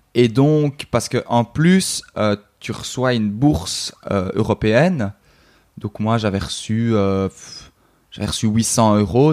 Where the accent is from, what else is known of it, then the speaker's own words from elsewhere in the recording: Brussels, Belgium; je suis belge, donc euh, en Belgique